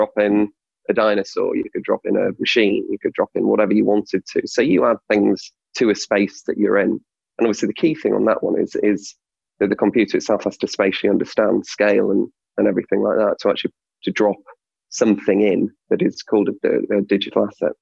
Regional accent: Hull, Yorkshire and the Humber, United Kingdom; I'm from Hull

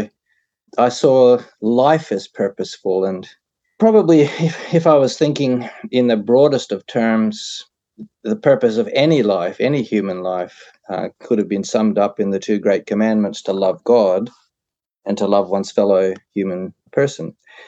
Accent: Canada; The accent, I suppose I'm a Canadian, so you'll have to say it.

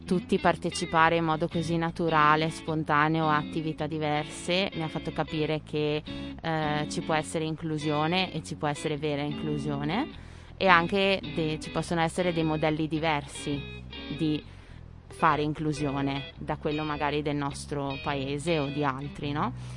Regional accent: Sedico, Veneto, Italy; moved away as an adult; also born or lived in Netherlands; nata e cresciuta a Sedico, la grande città nel Bellunese

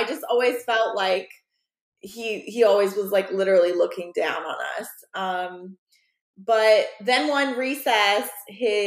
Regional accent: College Park, Maryland, United States; I grew up in College Park, Maryland, not College Park, Georgia

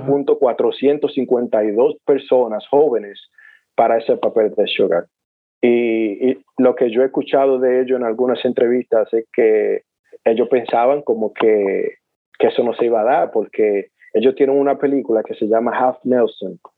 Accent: San Pedro de Macorís, Dominican Republic; Yo como buen dominicano y buen pelotero o beisbolista

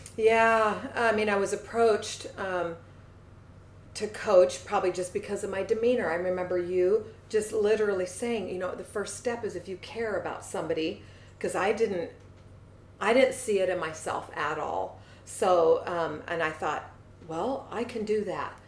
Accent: Seattle, Washington, United States; I grew up in Seattle, just across the water, specifically by Green Lake.

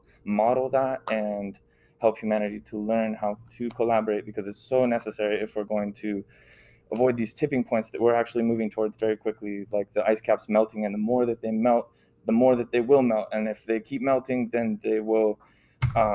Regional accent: Ventura, California, United States; also born or lived in Washington; I grew up in Ventura

